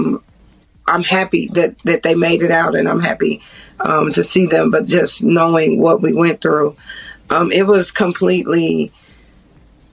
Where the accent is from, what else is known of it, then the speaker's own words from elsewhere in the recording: Chicago, Illinois, United States; now in Kentucky, United States; I'm not originally from Kentucky, so all these towns are small to me. I'm from Chicago